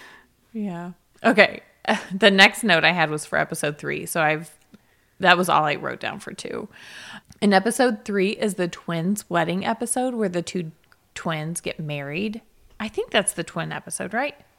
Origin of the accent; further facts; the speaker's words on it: the South, United States; I'm from the South